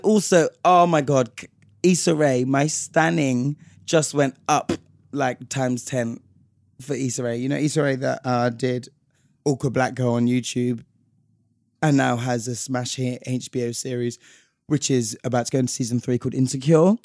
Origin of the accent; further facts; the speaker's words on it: London, United Kingdom; we're from London